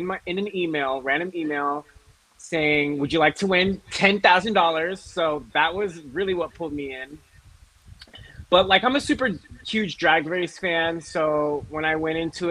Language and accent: English; Carson, California, United States; I'm from Los Angeles. I originally grew up in Carson, California, which is kind of like by Long Beach area. But now I live in Koreatown